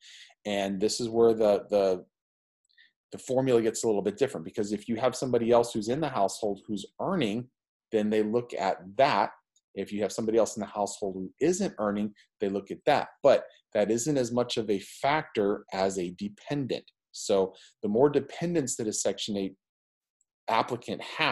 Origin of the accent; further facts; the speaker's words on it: Northeast Ohio, United States; also born or lived in California; now in Palm Beach, United States; I grew up in Northeast Ohio